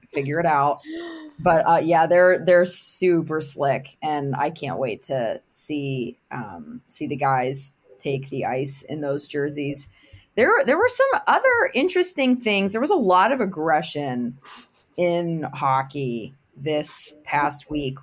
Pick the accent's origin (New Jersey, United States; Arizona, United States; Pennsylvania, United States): Pennsylvania, United States; Pittsburgh; I'm obviously born and bred in Pittsburgh